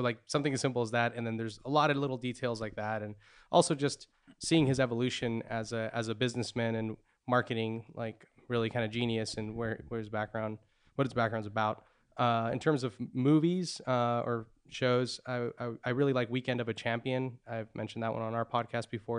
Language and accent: English; Santa Cruz County, California, United States; I grew up in Santa Cruz County